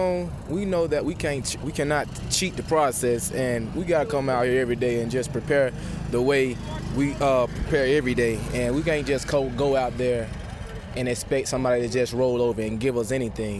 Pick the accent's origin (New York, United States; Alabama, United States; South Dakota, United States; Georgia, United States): Alabama, United States; I grew up in Alabama. Tuscaloosa was only a couple miles down the road